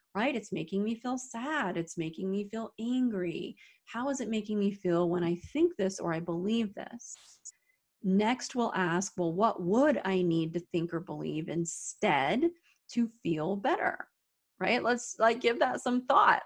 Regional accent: Arizona, United States; now in upstate New York, United States; I'm originally from Arizona, but I live in upstate New York

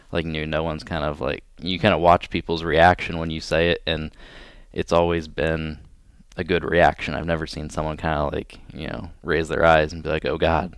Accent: Pleasant Hill, Ohio, United States; moved away as an adult; I'm originally from a really small town in Ohio called Pleasant Hill

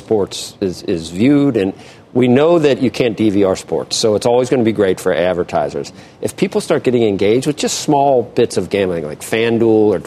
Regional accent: Cincinnati, Ohio, United States; I'm from Cincinnati.

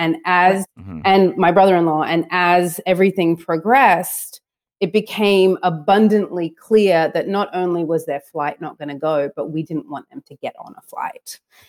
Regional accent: Australia; also born or lived in St. Louis, United States; I'm obviously Australian and I'm American. So my dad's American. My mom's Australian. I was actually born in St. Louis, Missouri.

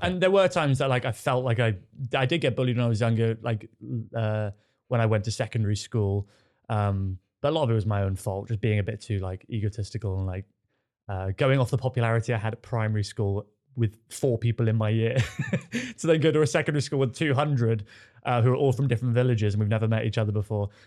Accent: Devon, South West England, United Kingdom; now in London, United Kingdom; I grew up in Devon in a village

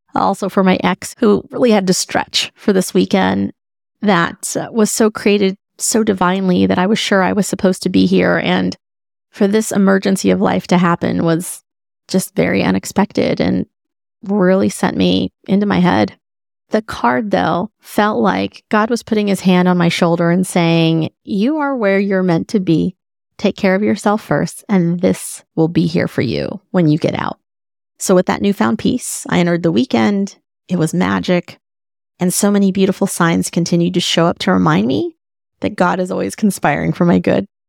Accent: Dallas, Texas, United States; moved away; Dallas is basically my hometown

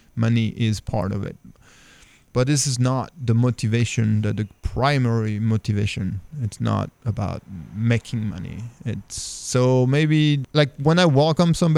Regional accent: France; moved away as an adult; now in Raleigh, United States; even though I'm French, I'm also American. I became American last year

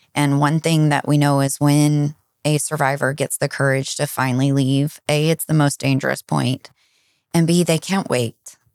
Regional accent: Dallas, Texas, United States; also born or lived in Fort Worth area; I am originally from the Dallas area. Lived south of the Dallas my whole life and grew up here

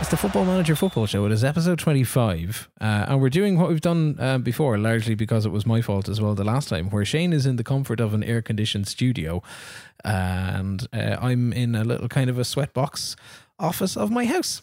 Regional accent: Ireland; I'm Irish

